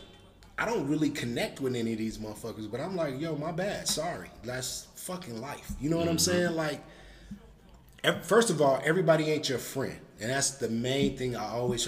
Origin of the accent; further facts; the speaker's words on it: Chicago, Illinois, United States; I'm from Chicago